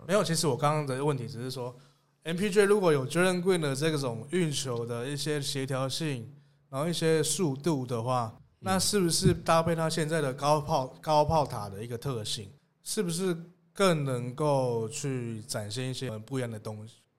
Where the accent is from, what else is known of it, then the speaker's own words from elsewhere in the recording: Tainan, Taiwan; 身为台南人，我自己非常支持台钢猎鹰